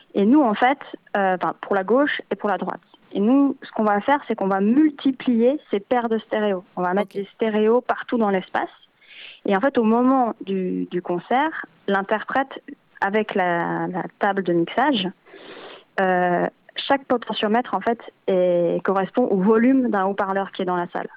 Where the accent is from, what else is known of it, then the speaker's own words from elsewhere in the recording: Switzerland; now in Belgium; moi je suis originaire de Suisse à la base